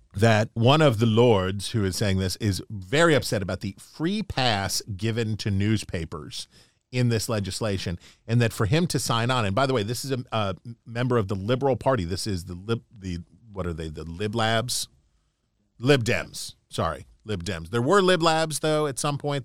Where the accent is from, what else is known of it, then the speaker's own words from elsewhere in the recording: Appalachia, United States; now in Washington, D.C., United States; I can say this as an Appalachian American